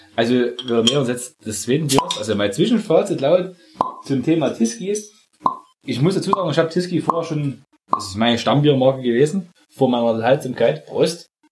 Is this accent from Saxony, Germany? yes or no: yes; Saxony, Germany; wir kommen oh. aus, aus, aus der Zone, aus Sachsen